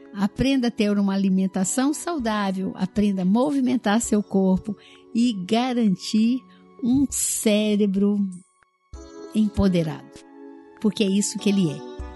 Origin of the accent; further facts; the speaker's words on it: Minas Gerais, Brazil; Eu sou mineira